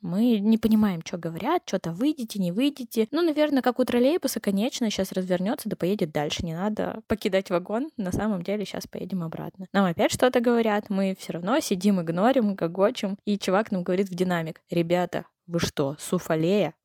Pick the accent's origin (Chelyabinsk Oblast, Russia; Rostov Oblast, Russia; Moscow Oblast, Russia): Chelyabinsk Oblast, Russia; Verkhny Ufaley; из Верхнего Уфалея, это маленький город э, в Челябинской области